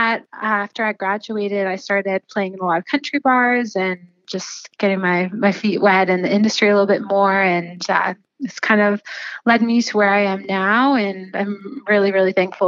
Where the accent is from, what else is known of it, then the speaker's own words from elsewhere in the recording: Listowel, Ontario, Canada; I grew up in Listowel, just outside of Listowel on a dairy farm.